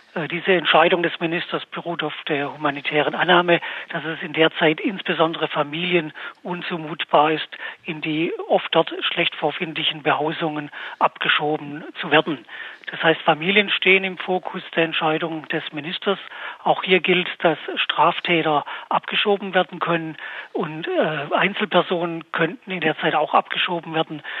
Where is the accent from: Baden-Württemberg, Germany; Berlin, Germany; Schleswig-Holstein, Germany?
Baden-Württemberg, Germany; bei uns in Baden-Württemberg